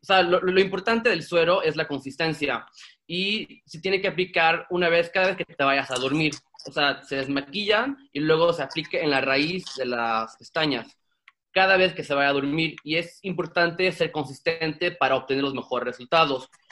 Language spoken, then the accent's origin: Spanish; Sweden; moved away as an adult; now in Mexico; yo soy mexicano sueco y crecí en Suecia